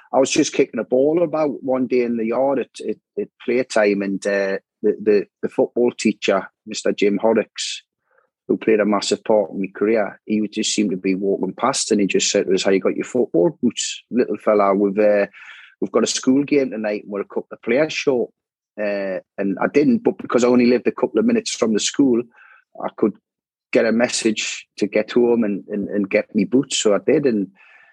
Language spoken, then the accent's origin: English; Newcastle upon Tyne, North East England, United Kingdom; moved away as an adult; also born or lived in Wallsend / London; Initially, I grew up in Walker